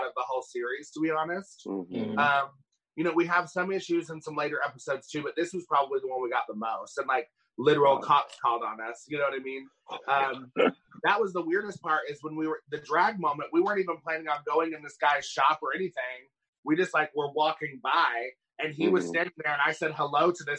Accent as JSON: {"language": "English", "town": "Johnson City", "region": "Tennessee", "country": "United States", "said": "I'm from Johnson City, Tennessee, but I am from Tennessee as well."}